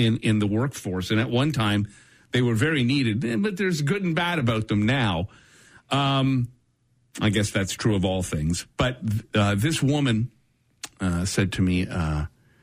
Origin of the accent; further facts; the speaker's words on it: Brampton, Ontario, Canada; I grew up in Brampton